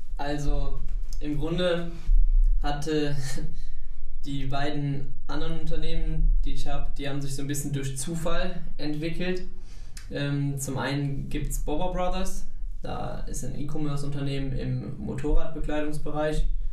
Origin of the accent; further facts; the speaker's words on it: Eilendorf, North Rhine-Westphalia, Germany; bei uns in Eilendorf